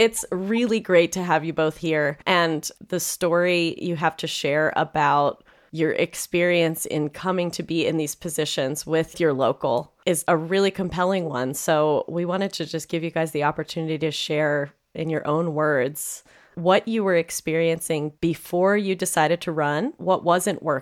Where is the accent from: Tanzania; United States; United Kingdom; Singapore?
United States; Hershey, Pennsylvania; I grew up in Hershey, Pennsylvania, and the Harrisburg Symphony was my orchestra